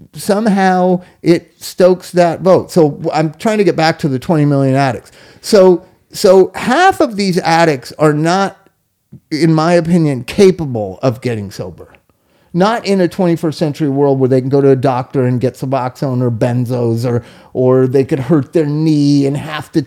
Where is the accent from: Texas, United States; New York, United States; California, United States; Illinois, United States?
California, United States; Inglewood; I grew up in Inglewood, was a white suburb of Los Angeles